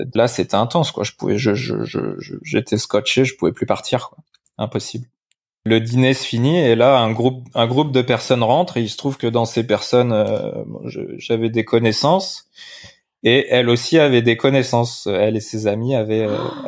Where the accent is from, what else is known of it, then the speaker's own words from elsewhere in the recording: Limoges, Nouvelle-Aquitaine, France; now in Biarritz, France; je suis né à Limoges, donc je rentre à Limoges voir ma famille pour Noël.